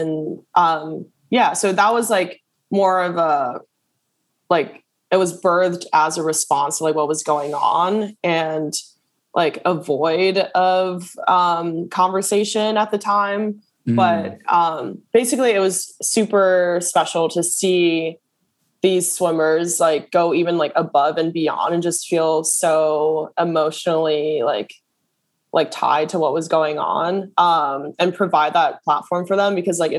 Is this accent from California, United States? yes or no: no; New York City, New York, United States; I grew up in Brooklyn, because there are no like Olympic sized pools here.